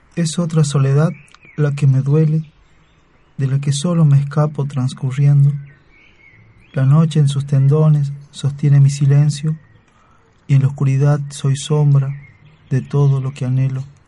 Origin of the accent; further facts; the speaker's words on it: Salta, Argentina; yo soy de oriundo de Salta